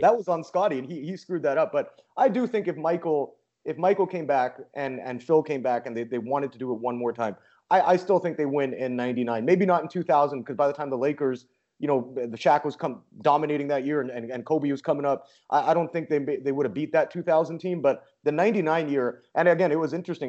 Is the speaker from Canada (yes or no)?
yes; Vancouver, British Columbia, Canada; I'm from Vancouver